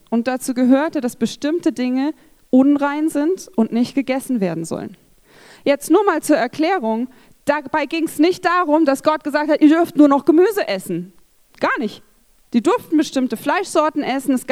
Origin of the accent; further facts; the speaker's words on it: Rhineland-Palatinate, Germany; Ich bin in Rheinland-Pfalz aufgewachsen.